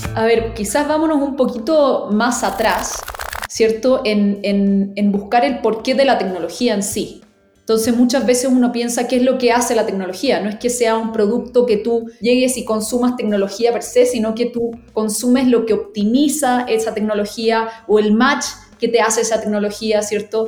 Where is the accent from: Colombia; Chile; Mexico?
Chile; yo soy chilena